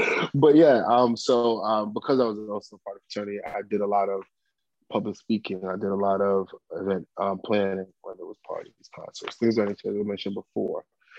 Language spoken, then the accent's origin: English; Bronx, New York, United States; I came back to the U.S. and I started 8th grade and I grew up in the Bronx all the way up until I graduated high school, Walton High School, to Syracuse University.